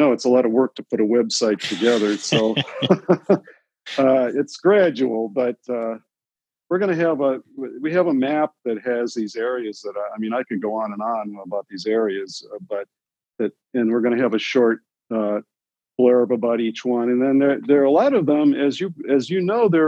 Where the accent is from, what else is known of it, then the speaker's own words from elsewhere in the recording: Michigan, United States; moved away; I'm from Michigan originally